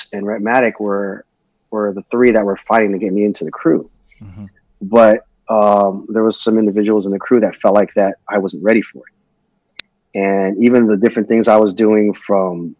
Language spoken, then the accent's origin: English; Long Beach, California, United States; also born or lived in Annapolis, Maryland / Norfolk, Virginia / Jacksonville, Florida; I was 7 years old is when we came to Long Beach, California. So that's where I basically grew up